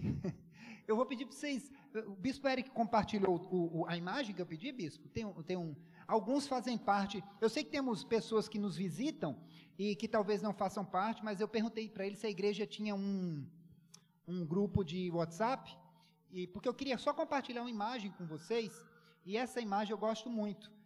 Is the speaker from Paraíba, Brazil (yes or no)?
yes; Paraíba, Brazil; also born or lived in Poços de Caldas, Minas Gerais; eu sou mineiro de nascença, é, nasci em Poço de Caldas, e, mas sou paraibano de coração, porque cresci lá